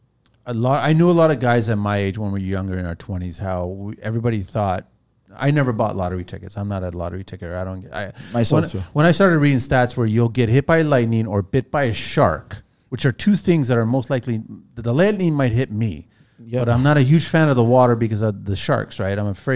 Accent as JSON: {"language": "English", "country": "France", "tie": "born there", "said": "I was born in France, but my family's Portuguese. But I've got a Portuguese passport, but the French government wouldn't give me a French passport."}